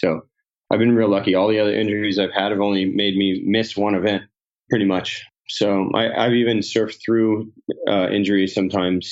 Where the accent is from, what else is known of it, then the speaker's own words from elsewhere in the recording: Cocoa Beach, Florida, United States; I grew up in Cocoa Beach, Florida.